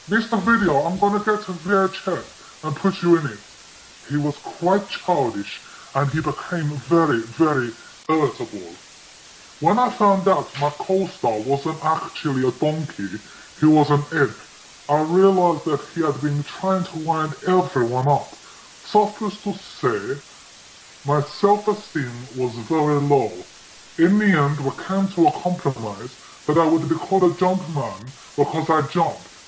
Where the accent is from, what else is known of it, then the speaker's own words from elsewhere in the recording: Greece; enough, I am not Italian. I'm actually from Greece.